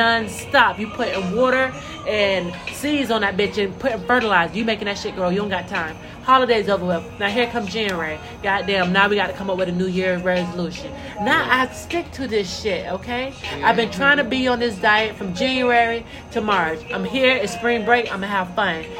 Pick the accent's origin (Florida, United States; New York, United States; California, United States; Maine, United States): Florida, United States; Central; I'm from Central Florida.